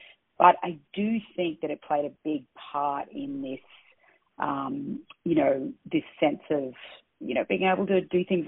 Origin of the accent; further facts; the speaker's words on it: Australia; now in New York, United States; I grew up in Australia